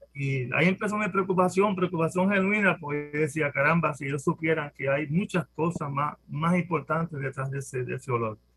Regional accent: Guayama, Puerto Rico; somos de Guayama

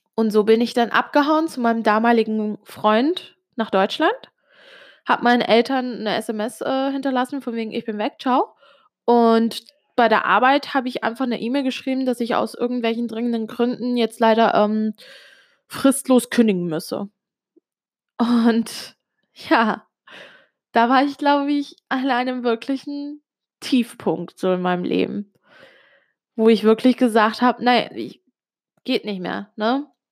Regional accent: Switzerland; first language Italian; German is a second language; Du musst wissen, ich bin Italienerin. Bin in der Schweiz geboren und aufgewachsen. Ähm, Muttersprache war aber immer Italienisch

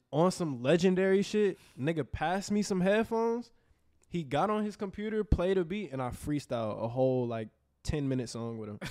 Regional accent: Houston, Texas, United States; also born or lived in New Orleans; I've been in Houston my whole life. I'm born

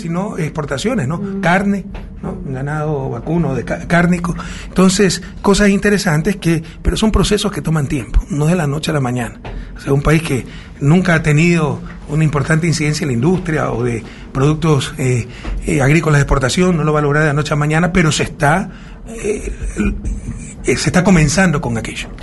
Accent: Guayaquil, Guayas, Ecuador; Guayaquil, mi ciudad natal

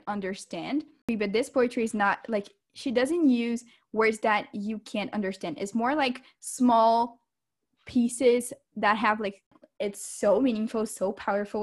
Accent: Brazil; English is a second language; we're from Brazil. So if like, as we're talking, like we mispronounce something and all that, please disregard it because our English is not our first language

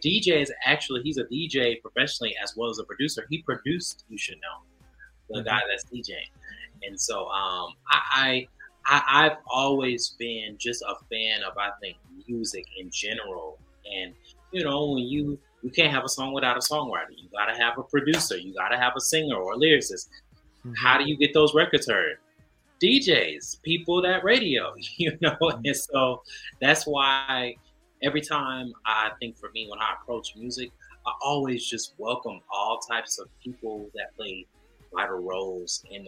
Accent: Charlotte, North Carolina, United States; I'm from Charlotte, so I grew up a super Southern, you know, talkative guy.

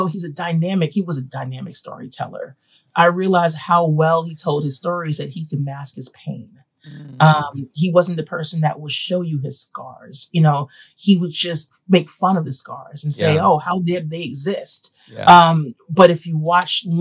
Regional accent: New York City, New York, United States; I grew up in Bed-Stuy, Crown Heights, East New York, Brooklyn

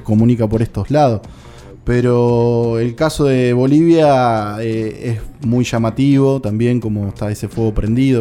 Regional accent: General Alvear, Buenos Aires Province, Argentina; Seguramente en mi pueblo, en General Alviar, yo soy de ahí

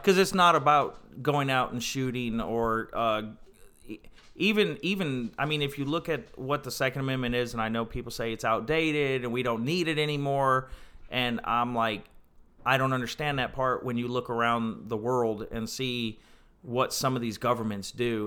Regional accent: Ohio, United States; now in North Carolina, United States; I grew up in Ohio

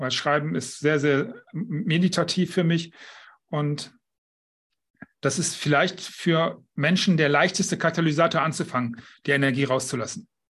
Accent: Düsseldorf, North Rhine-Westphalia, Germany; now in Mallorca, Spain; Ich bin Düsseldorfer, empfinde ich als meine Heimat. Nicht mein Zuhause, das ist inzwischen Mallorca, aber meine Heimat ist Düsseldorf.

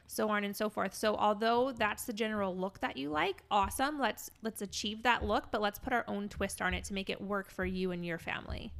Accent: St. Louis, Missouri, United States; moved away; my hometown in Saint Louis

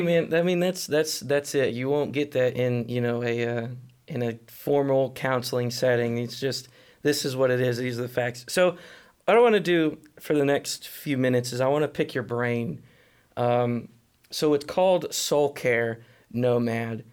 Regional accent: Atlanta, Texas, United States; now in Fort Worth, United States; I came from Atlanta, Texas

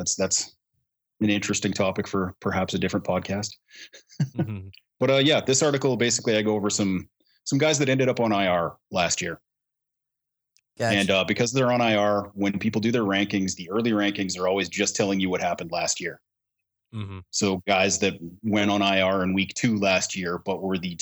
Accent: Canada; I'm Canadian

